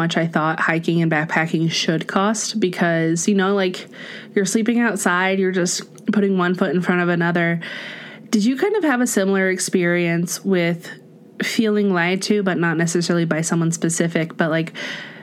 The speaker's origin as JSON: {"language": "English", "region": "Central Illinois", "country": "United States", "tie": "born or raised there", "moved": "yes", "lives_now": "Colorado, United States", "said": "I grew up in Central Illinois"}